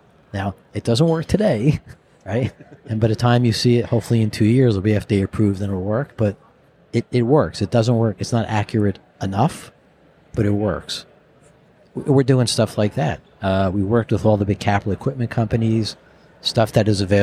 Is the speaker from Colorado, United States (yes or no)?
no; New Jersey, United States; the guy from Jersey up here